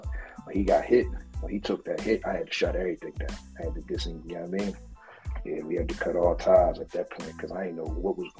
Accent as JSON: {"language": "English", "town": "Philadelphia", "region": "Pennsylvania", "country": "United States", "said": "I'm from Philly"}